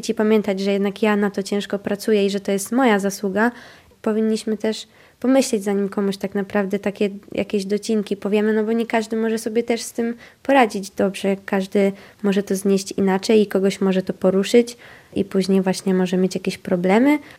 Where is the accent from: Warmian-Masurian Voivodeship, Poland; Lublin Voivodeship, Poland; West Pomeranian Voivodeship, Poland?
Warmian-Masurian Voivodeship, Poland; accent: Warmian; słuchały tą moją gwarę, naszą gwarę warmińską, były zaciekawione